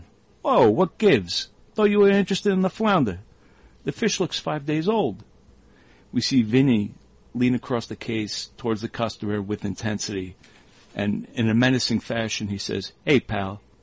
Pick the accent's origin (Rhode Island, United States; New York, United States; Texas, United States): New York, United States; growing up in New York